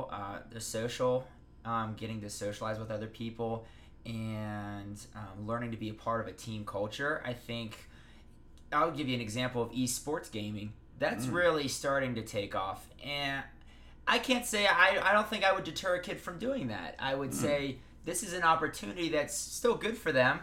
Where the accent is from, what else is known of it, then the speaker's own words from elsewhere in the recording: Pennsylvania, United States; moved away as an adult; now in Las Vegas, United States; I come from Pennsylvania